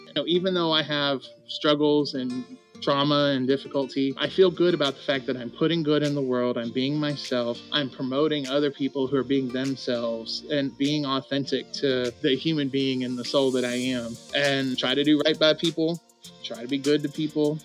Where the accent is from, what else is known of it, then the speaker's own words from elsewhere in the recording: Clarksville, Tennessee, United States; moved away as an adult; also born or lived in North Carolina; in my hometown, which is called Clarksville, Tennessee.